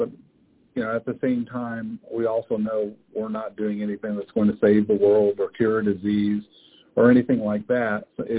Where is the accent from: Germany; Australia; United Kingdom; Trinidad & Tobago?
Germany; When my background is I grew up in Germany being a military brat and moved around a lot